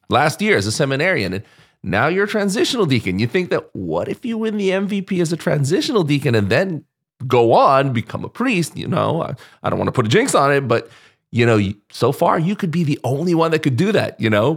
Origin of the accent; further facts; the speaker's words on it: Philippines; I have a Spanish last name, but I'm, I'm Filipino